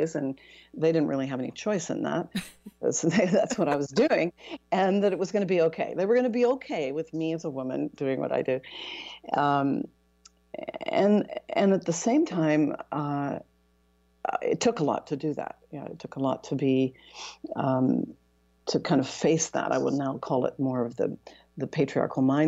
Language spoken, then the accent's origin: English; Canada; moved away as an adult; also born or lived in Toronto, Canada / Europe; now in Seattle, United States; I'm Canadian, I was based in Toronto and then ultimately based in Europe